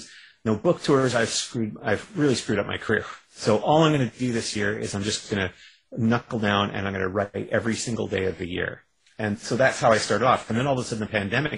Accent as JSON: {"language": "English", "country": "Canada", "said": "I'm a Canadian"}